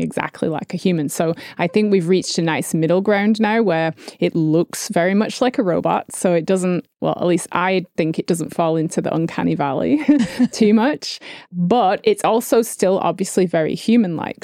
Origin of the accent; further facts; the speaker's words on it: United Kingdom; I'm British